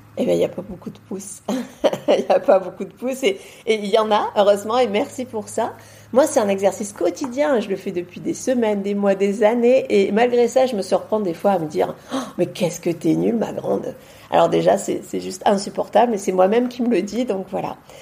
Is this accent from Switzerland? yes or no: no; Marseille, Provence-Alpes-Côte d'Azur, France; also born or lived in Beauvais; now in near Avignon, France; je suis marseillaise à la base